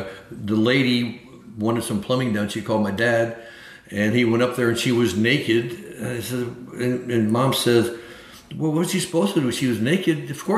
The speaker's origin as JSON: {"language": "English", "town": "Florence", "region": "Alabama", "country": "United States", "tie": "born there", "said": "Yeah, I was born in Florence, Alabama."}